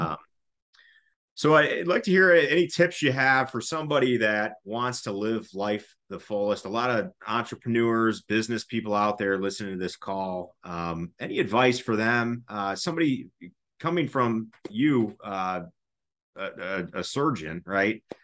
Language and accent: English; United States; we as, as an American society